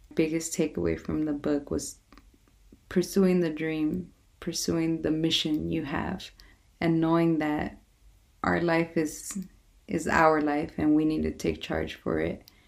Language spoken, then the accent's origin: English; Los Angeles, California, United States; moved away; my hometown of Watts